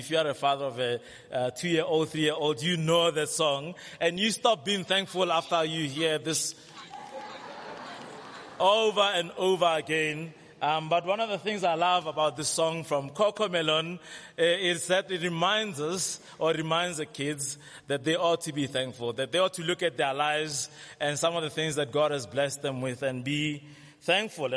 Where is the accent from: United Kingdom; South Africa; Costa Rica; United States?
South Africa; we know very well how to complain as South African